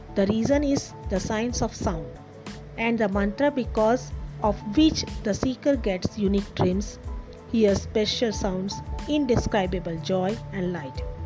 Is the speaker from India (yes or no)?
yes; Ahmedabad, Gujarat, India; from India, Ahmedabad